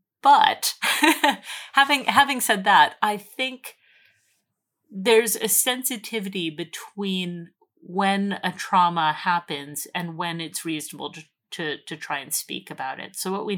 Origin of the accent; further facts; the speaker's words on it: Alberta, Canada; I was talking about growing up in Alberta, in sort of farm country, where we're surrounded by farmers and people killed their own meat and that sort of thing.